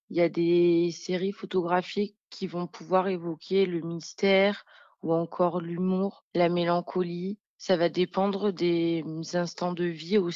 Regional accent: Marseille, Provence-Alpes-Côte d'Azur, France; born there; Je suis née à Marseille et c'est vrai que c'est une ville qui m'a toujours inspirée.

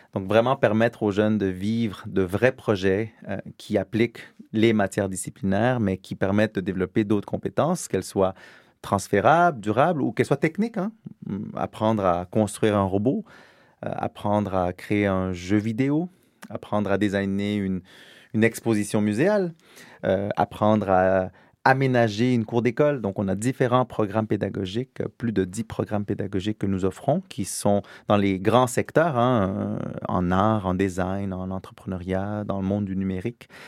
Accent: Quebec, Canada; now in France; je suis québécois, j'habite en France, mais je suis québécois

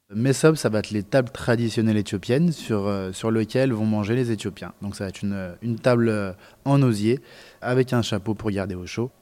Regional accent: France; chez nous en France

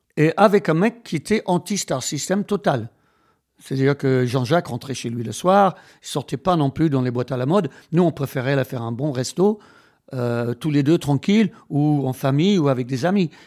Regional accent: Wales, United Kingdom; French is a second language; moved away as an adult; now in France; j'ai été élevé au Pays de Galles

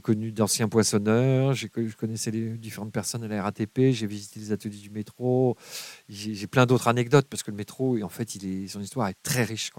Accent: Paris, Île-de-France, France; j'ai grandi à Paris

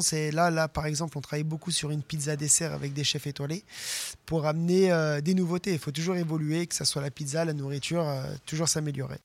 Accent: France; nous, on vient de la Bresse, à la base, moi et le chef des murs

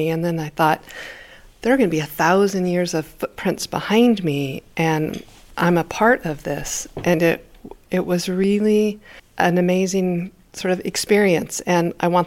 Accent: China; moved away as an adult; now in France

